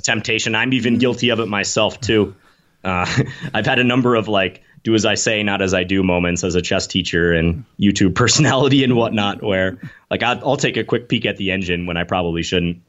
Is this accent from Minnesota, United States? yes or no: yes; Minnesota, United States; born or raised there; moved away as an adult; also born or lived in New York City